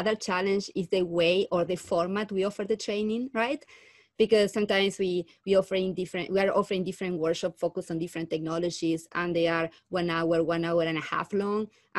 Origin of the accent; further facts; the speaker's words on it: Argentina; moved away as an adult; now in Calgary, Canada; I'm a Learning Technology Specialist at the Taylor Institute for Teaching and Learning. I'm originally from Argentina.